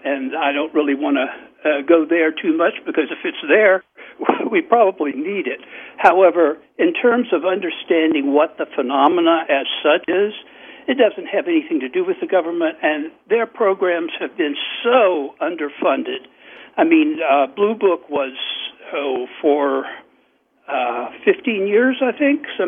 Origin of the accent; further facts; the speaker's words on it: Augusta, Georgia, United States; now in Atlanta, United States; my hometown, Augusta, Georgia. Boy, I fall into the accent when I say Augusta, Georgia